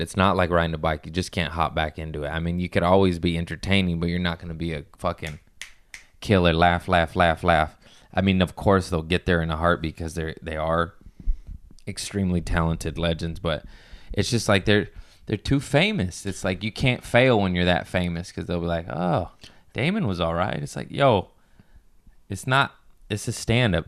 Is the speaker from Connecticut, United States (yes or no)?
no; Torrance, California, United States; We're all from Torrance.